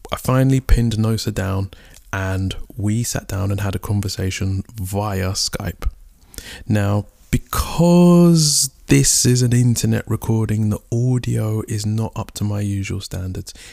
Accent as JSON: {"language": "English", "country": "United Kingdom", "tie": "born or raised there", "said": "We are both of African descent, but raised in the UK. I'm Nigerian and she is Ghanaian."}